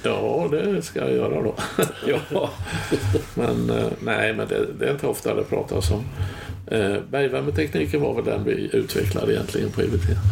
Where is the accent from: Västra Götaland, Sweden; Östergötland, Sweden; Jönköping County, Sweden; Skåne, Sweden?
Jönköping County, Sweden; Tranås; moved away as an adult; also born or lived in Stockholm; jag flyttade ju från Tranås då, så jag var inte här på 70-talet